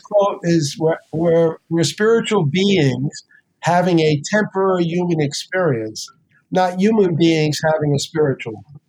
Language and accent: English; New York City, New York, United States; moved away; also born or lived in New Jersey; I grew up in the South Bronx.